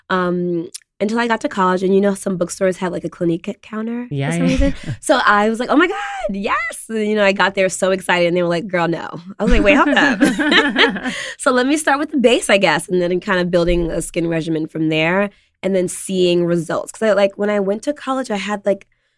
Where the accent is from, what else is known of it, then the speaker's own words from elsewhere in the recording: New York City, New York, United States; also born or lived in Senegal; I was born and raised in Harlem